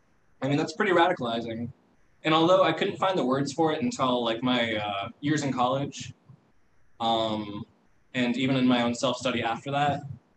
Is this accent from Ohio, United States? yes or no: yes; Ohio, United States; born there; also born or lived in Florida / California / Indiana / Kentucky; So I was born in Ohio. I've lived in, Florida, California, Indiana, Kentucky, New York, Illinois, Ohio, West Virginia, Minnesota, and here.